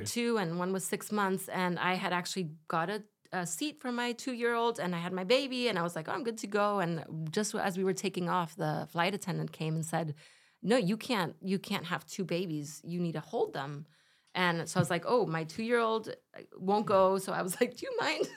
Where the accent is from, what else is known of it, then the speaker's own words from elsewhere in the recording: Spain; my parents are German. I grew up in Spain